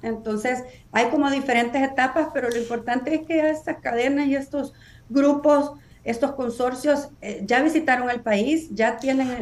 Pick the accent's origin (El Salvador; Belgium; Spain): El Salvador; moved away as an adult; now in United States